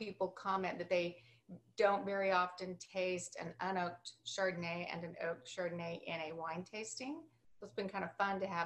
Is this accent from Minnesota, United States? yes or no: no; Alpine, Texas, United States; Joe and I grew up in a small town called Alpine. It's in West Texas, it's a town of 5,000 people